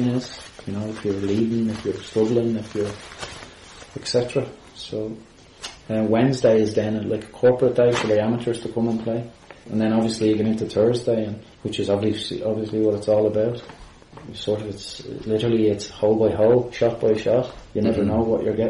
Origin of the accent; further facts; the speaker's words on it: Bray, County Wicklow, Ireland; I grew up in Bray, close to Woodbrook Golf Club